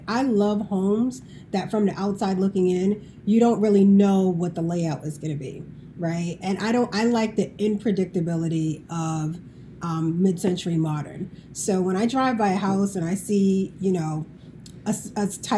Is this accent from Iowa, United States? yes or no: no; Boston, Massachusetts, United States; I'm originally from the Boston area.